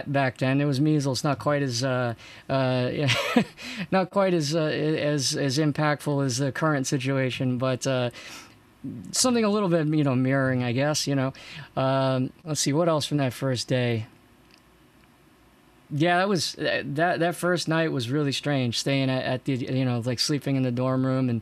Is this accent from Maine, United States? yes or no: yes; Maine, United States; I grew up in Maine